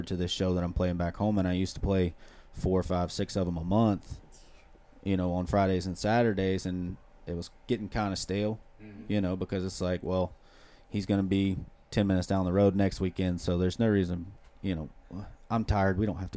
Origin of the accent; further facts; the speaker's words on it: hometown of the Avett Brothers, North Carolina, United States; I come from a very small town, 1,200 people, but we got some famous people that come from there. So, the …, from my hometown